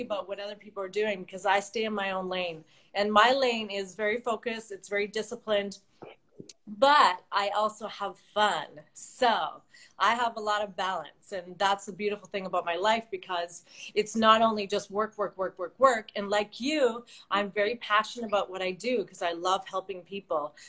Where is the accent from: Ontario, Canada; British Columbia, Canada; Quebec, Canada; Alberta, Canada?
British Columbia, Canada; Vancouver; moved away as an adult; now in Los Angeles, United States; I'm uh, originally from Vancouver, BC, Canada. So I am a Canadian, A, as everybody always says